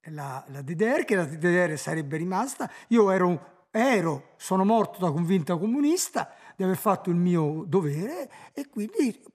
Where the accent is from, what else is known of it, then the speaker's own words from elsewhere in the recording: Saarland, Germany; born there; Io sono nato in Ah, nel Saarland che nel 1930, che non era eh, ancora tedesca